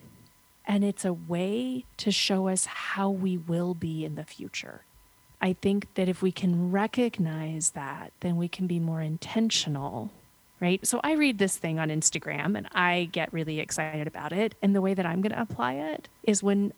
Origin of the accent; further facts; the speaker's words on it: United States; When I was 13 was when I started working with the local theater company in my hometown. We were 2 hours outside of New York City.